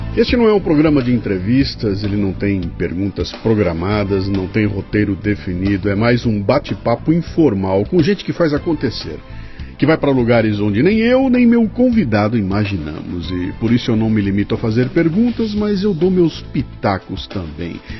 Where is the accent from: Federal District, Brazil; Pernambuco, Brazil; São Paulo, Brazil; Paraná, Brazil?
São Paulo, Brazil; Bauru; moved away; Eu sou de Bauru